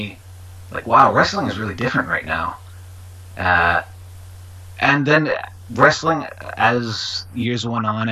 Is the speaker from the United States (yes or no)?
yes; New York, United States; growing up in New York